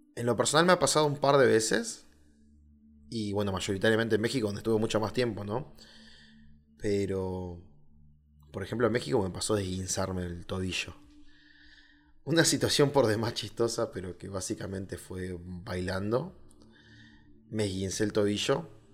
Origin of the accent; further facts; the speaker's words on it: Argentina; Punta Arenas, que es una ciudad que está muy cerca de, mi ciudad natal. O sea, del lado de Chile a 200 kilómetros está 300 kilómetros más o menos está mi ciudad en Argentina